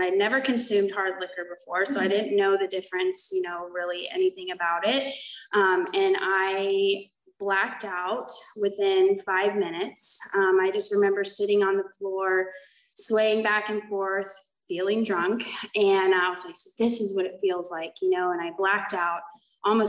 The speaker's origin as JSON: {"language": "English", "region": "Oklahoma", "country": "United States", "tie": "born or raised there", "moved": "as an adult", "lives_now": "California, United States", "said": "So I was born in Oklahoma. I came out to California for treatment. I ended up just staying out here."}